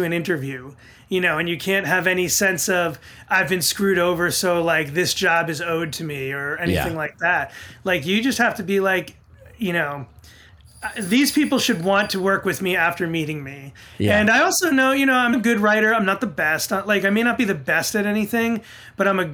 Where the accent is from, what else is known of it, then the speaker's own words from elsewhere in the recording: Fair Lawn, New Jersey, United States; also born or lived in Bronx, New York / Co-op City, Bronx / Long Island / Ridgewood, New Jersey; And then we moved here to Fairlawn and I've pretty much been here